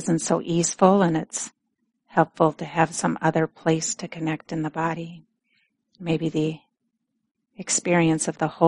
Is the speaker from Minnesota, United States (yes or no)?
yes; Minnesota, United States; accent: Minnesota; moved away; my Minnesota accent starts coming out more